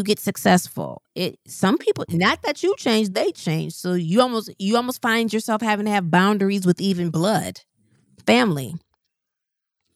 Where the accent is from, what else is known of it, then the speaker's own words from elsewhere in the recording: Midwest, United States; moved away as an adult; I didn't move from the Midwest until 2017. I still lived, then I moved about 30 minutes outside of my hometown